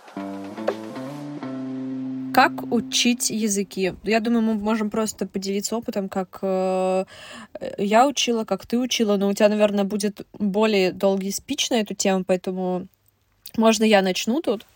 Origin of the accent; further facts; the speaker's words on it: Russia; я русская